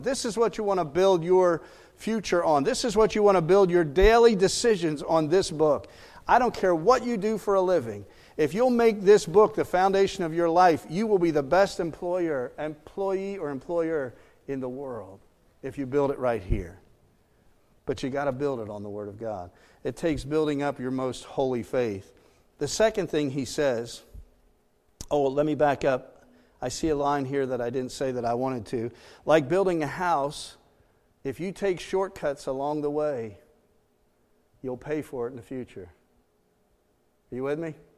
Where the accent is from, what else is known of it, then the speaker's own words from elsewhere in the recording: Pennsylvania, United States; moved away as an adult; also born or lived in Maryland; we were from Pennsylvania, moved to Maryland for ten years